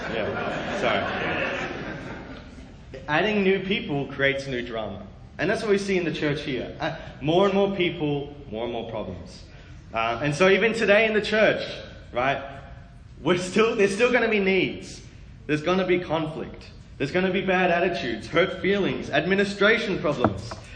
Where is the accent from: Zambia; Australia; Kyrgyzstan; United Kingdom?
Australia; moved away; also born or lived in Sydney, Australia / Melbourne, Australia; I was born in Sydney, Australia, which is there on the southeast kind of coast.